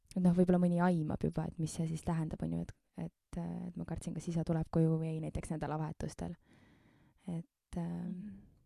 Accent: Keila, Harju County, Estonia; ma sündisin Keilas

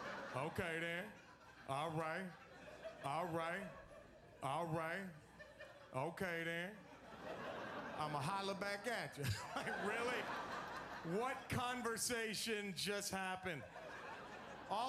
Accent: Dallas, Texas, United States; now in Los Angeles, United States; I am originally from Dallas, Texas. I live in Los Angeles now

